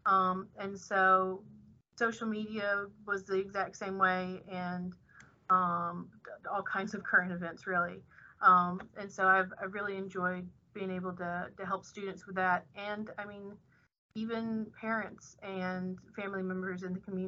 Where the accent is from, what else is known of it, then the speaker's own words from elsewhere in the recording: Birmingham, Alabama, United States; moved away as an adult; now in Thibodaux, United States; I'm actually originally from Birmingham, Alabama